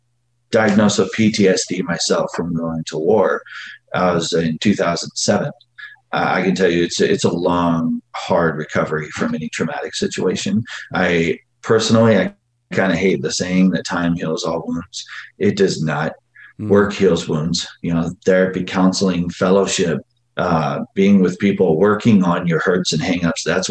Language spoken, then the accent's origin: English; Phoenix, Arizona, United States; I grew up in Phoenix, Arizona, poor.